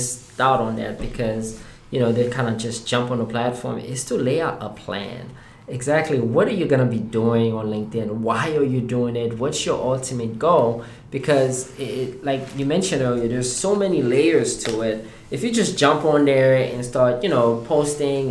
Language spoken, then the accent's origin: English; Haiti; now in United States; I am originally from Haiti. I have been in the U.S. now for 20 years as of this past July.